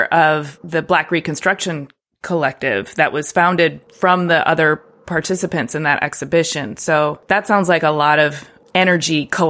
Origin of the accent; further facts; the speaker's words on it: Ypsilanti, Michigan, United States; moved away; I was born and raised in Ypsilanti